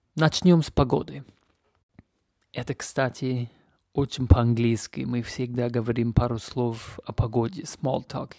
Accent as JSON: {"language": "Russian", "country": "Canada", "second_language": "Russian", "moved": "yes", "lives_now": "Leipzig, Germany", "said": "Я из Канады, но я живу и вещаю сейчас из любимого города Лейпциг"}